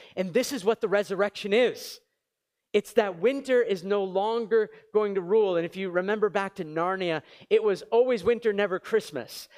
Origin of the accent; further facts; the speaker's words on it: New England, United States; now in Montreal, Canada; I grew up in New England. It was freezing and moved to Montreal